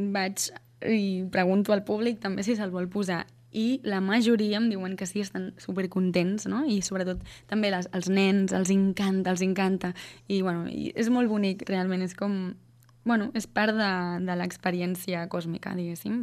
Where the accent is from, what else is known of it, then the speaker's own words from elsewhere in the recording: Sant Quirze del Vallès, Catalonia, Spain; moved away as an adult; also born or lived in Netherlands / Berlin / Australia; visc a Sant Quirze del Vallès, Fa dos anys vaig tornar, després d'haver estat vivint fora cinc anys.